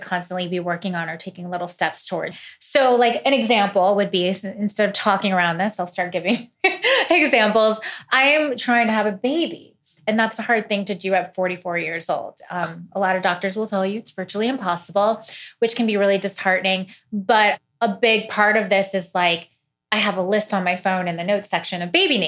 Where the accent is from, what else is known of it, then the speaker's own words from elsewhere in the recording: Missouri, United States; moved away; I'm from Missouri. I'm from like a really like humble place, you know, in the country